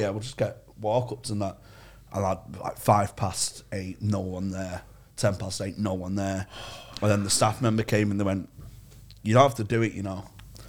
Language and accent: English; Czechia; I'm from the Czech Republic.